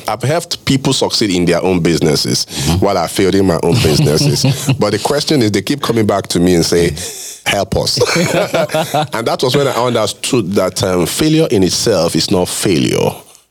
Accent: Lagos, Nigeria; You know, I grew up practically in Lagos.

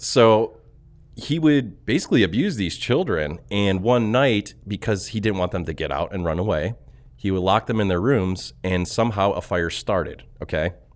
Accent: Ohio, United States; we are from Ohio. We are currently in Ohio

